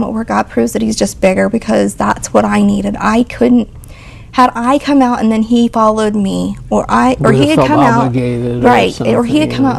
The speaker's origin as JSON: {"language": "English", "town": "Joplin", "region": "Missouri", "country": "United States", "moved": "yes", "said": "We're from Joplin, Missouri originally."}